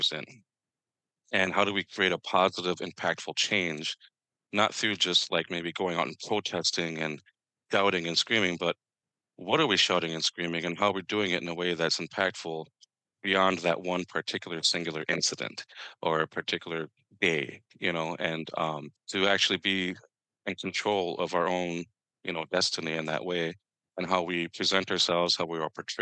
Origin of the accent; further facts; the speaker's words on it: Minnesota, United States; I come to you from Northeast Minneapolis, but I originated from the state of Minnesota